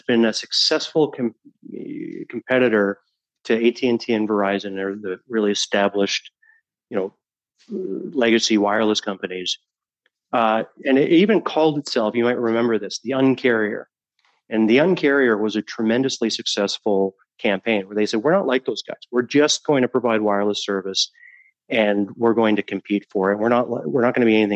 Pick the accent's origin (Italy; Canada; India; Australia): Canada; as a Canadian